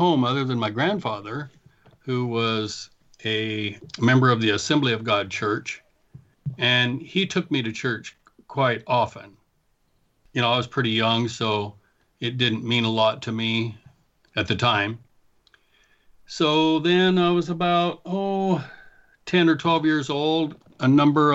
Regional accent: Tygh Valley, Oregon, United States; also born or lived in Ontario, Oregon / Anchorage, Alaska; I grew up in Oregon. I was born in Oregon City, so I'm an Oregonian from the beginning till this point. I grew up mostly in a little small town called Tie Valley

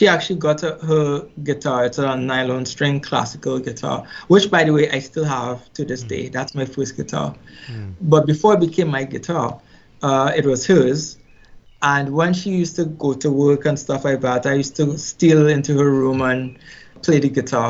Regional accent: Trinidad & Tobago; I grew up in Trinidad and Tobago, born and raised. Actually, Trinidad and Tobago is a twin island republic. So I was born on the larger island, which is Trinidad

